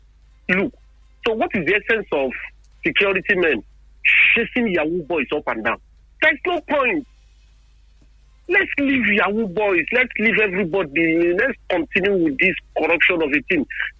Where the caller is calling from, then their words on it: Lagos, Nigeria; I'm calling you from Lagos.